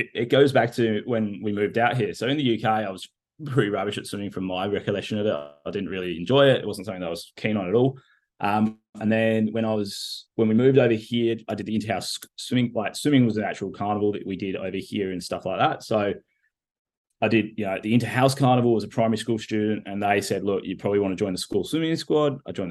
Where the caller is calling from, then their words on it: Perth, Western Australia, Australia; I'm currently sitting to you in my office in Perth, Western Australia.